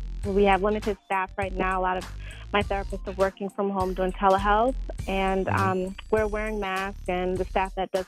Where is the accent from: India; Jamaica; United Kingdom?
Jamaica; I'm Jamaican